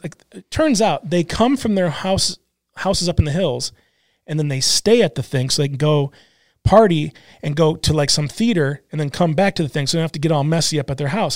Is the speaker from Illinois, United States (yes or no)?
no; Michigan, United States; now in Portland, United States; I'm a kid from Michigan